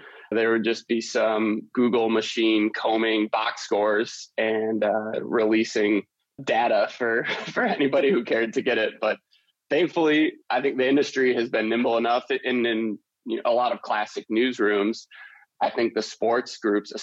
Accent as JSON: {"language": "English", "town": "Detroit", "region": "Michigan", "country": "United States", "tie": "born or raised there", "said": "I grew up in Detroit"}